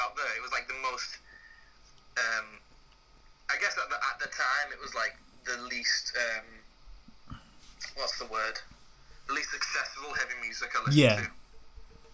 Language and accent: English; St Helens, North West England, United Kingdom; I'm from St. Helens, which is like 20 minutes outside of Liverpool.